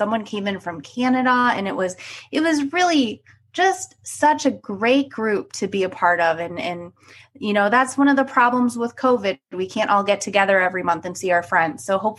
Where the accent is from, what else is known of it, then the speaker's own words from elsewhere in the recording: Cleveland, Ohio, United States; So yes, I'm originally from Cleveland. I went to the Ohio State University for undergrad and vet school.